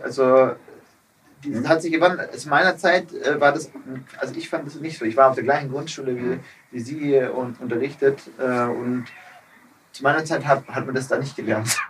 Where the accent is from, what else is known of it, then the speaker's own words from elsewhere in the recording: Geislingen, Baden-Württemberg, Germany; now in Munich, Germany; aus meiner alten Heimat auch, mhm. ähm, äh, Geislingen